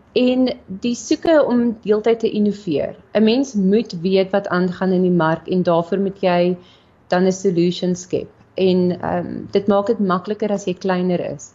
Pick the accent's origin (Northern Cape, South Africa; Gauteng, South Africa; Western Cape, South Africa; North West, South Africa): Gauteng, South Africa; Meyerton; also born or lived in Bloemfontein; gebore in Bloemfontein, getoe gewees in Meyerton, so 'n klein dorpie